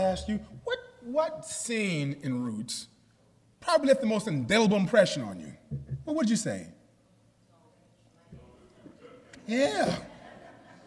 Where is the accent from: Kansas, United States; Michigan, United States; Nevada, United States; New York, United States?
New York, United States; I'm from New York